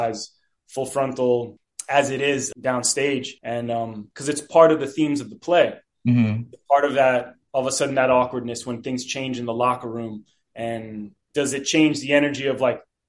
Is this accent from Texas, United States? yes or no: no; New Jersey, United States; I grew up in New Jersey.